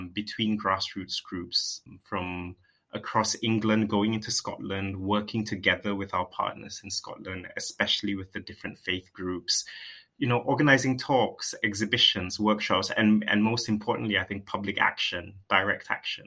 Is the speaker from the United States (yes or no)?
no; Malaysia; moved away as an adult; now in United Kingdom; I was born in Malaysia. I was raised there.